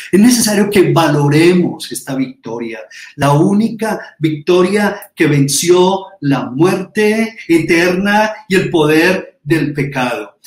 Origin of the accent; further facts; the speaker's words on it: Colombia; nosotros, como colombianos, latinoamericanos